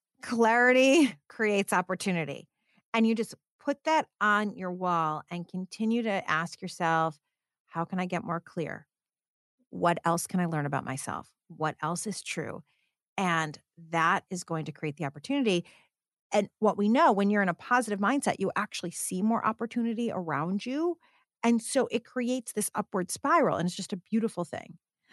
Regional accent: Detroit, Michigan, United States; When I started my career, I was actually in automotive because I'm from Detroit.

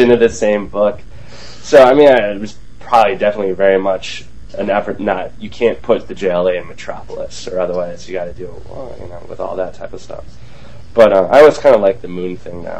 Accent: Green Bay, Wisconsin, United States; I grew up in Green Bay

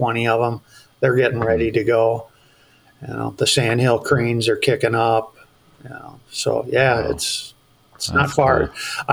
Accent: Iowa, United States; also born or lived in Eden Prairie, Minnesota; now in Bemidji, United States; I grew up in Iowa.

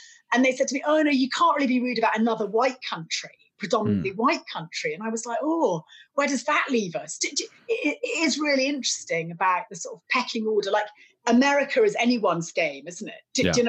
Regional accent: United Kingdom; I think Britain, much as I love my native land

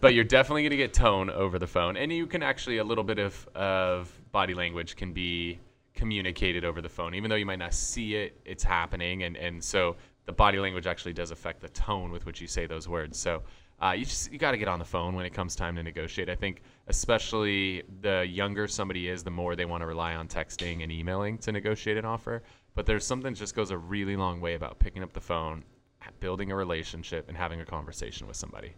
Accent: San Diego, California, United States; we're from San Diego, we have the Padres here

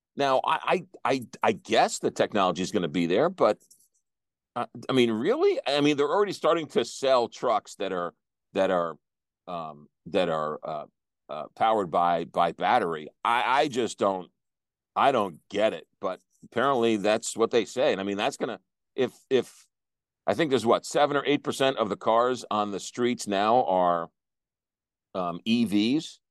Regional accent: East Coast, United States; moved away; back in the East Coast, and I grew up with this

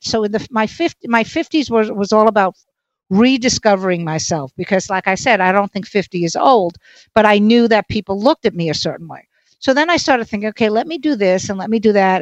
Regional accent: New York City, New York, United States; I'm from Brooklyn, so the F word is an adjective

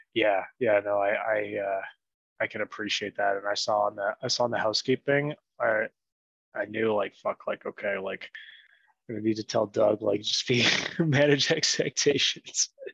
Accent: Ottawa, Ontario, Canada; moved away as an adult; now in Medellín, Colombia; I'd grown up there until I lived in a city called Ottawa up until I was about 27

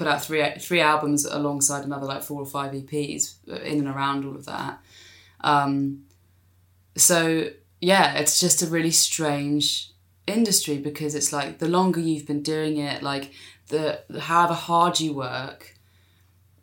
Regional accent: South East England, United Kingdom; south of London, like, as in south of London, not South London.

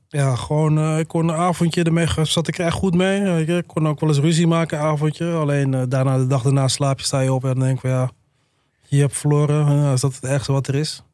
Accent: Alkmaar, North Holland, Netherlands; ik kom zelf ook uit Alkmaar, familie, vrienden wonen daar.

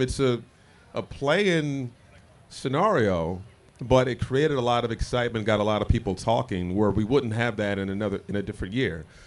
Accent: Indianapolis, Indiana, United States; moved away as an adult; also born or lived in Brooklyn; now in Minneapolis, United States; growing up in Indianapolis

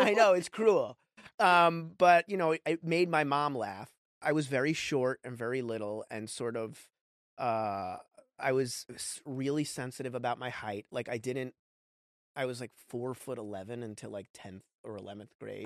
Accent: New York, United States; I grew up in New York

